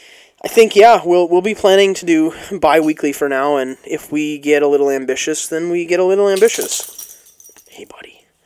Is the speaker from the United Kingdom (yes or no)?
no; Canada; There was no teams. It was, we're all Canadian. We're all small-town hockey-playing Canadian.